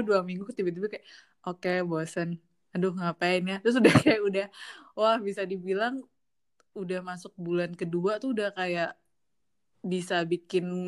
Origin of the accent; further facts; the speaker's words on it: Depok, West Java, Indonesia; aku orang Depok